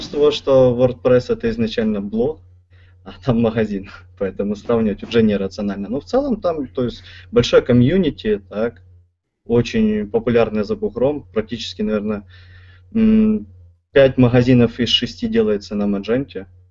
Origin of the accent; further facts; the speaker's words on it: Kyiv, Ukraine; сам из Киева